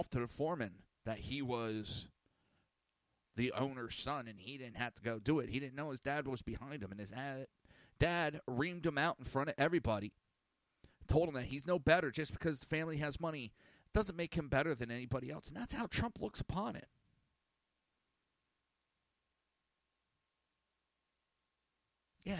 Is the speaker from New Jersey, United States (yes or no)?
yes; New Jersey, United States; I'm from Jersey